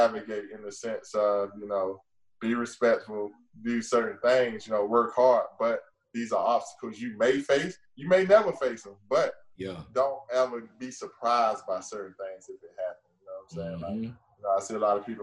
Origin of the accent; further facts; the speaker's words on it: Gainesville, United States; moved away as an adult; also born or lived in New Orleans; growing up in Gainesville